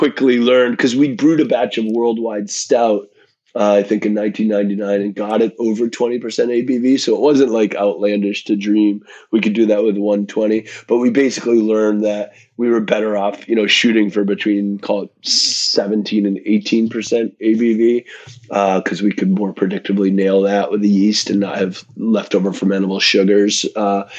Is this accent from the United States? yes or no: yes; Western Massachusetts, United States; I grew up in Western Massachusetts, but my folks had a summer cabin on an island in Maine.